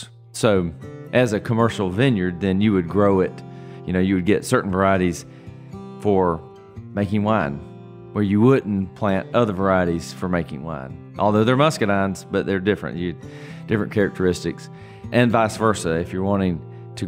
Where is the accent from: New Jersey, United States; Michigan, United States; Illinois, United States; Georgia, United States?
Georgia, United States; Irwin County; also born or lived in Atlanta; I grew up right here on the farm